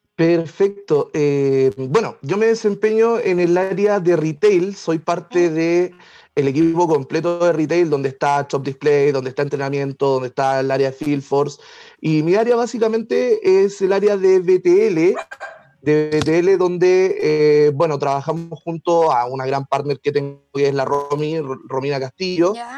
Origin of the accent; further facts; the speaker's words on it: Puerto Montt, Los Lagos, Chile; moved away as an adult; now in Santiago, Chile; ya hace 14 años que estoy viviendo en Santiago Oh, Y oh. soy de Puerto Montt.